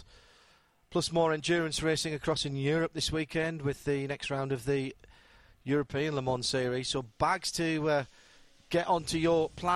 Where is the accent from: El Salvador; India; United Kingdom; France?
United Kingdom; moved away; expat Brits like myself